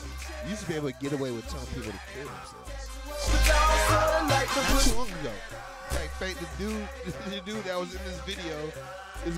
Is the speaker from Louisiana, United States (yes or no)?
no; Ohio, United States; moved away; I am from Ohio. I've been here going on 9 years